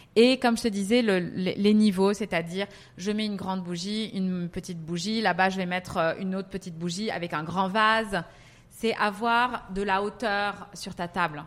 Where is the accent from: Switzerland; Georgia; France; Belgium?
France; Paris, Île-de-France; moved away as an adult; also born or lived in Milan / Lebanon; now in Dubai, United Arab Emirates; je suis franco-libanaise, j'ai grandi à Paris. Euh, euh, toute ma vie.